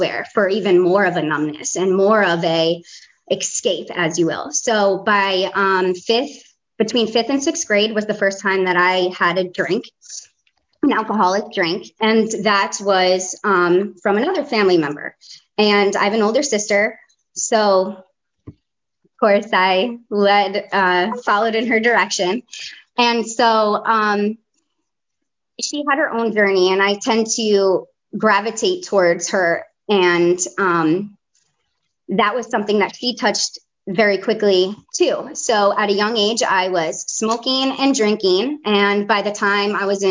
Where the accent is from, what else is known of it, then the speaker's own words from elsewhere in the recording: New Jersey, United States; accent: Jersey; moved away as an adult; also born or lived in Fort Lauderdale, Florida; now in North Carolina, United States; I live in North Carolina, but yeah, born and raised in Jersey. I left there when I was 18